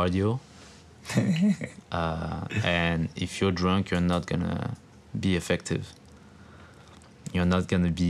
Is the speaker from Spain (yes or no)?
no; France; moved away; in France, like, there's a club in my hometown that plays really good house music